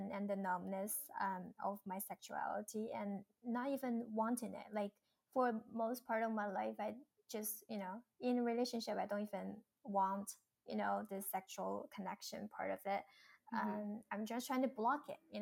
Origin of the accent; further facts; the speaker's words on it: China; moved away; Growing up in China